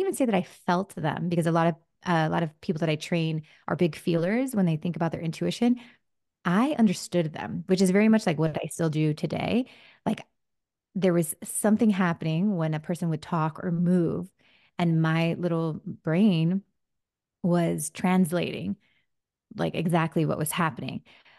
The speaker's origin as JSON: {"language": "English", "region": "New Jersey", "country": "United States", "tie": "born there", "said": "I was in my kitchen, my family's house, and I was born in New Jersey."}